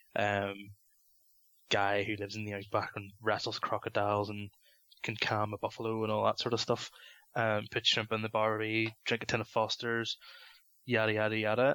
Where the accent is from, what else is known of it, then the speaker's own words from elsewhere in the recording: London, United Kingdom; moved away; we used to go to a video shop in London where I used to live